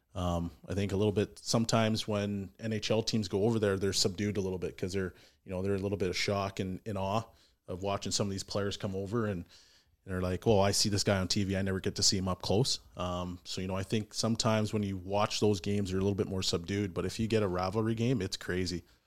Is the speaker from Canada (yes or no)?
yes; Edmonton, Alberta, Canada; born and raised in Edmonton. I love it here.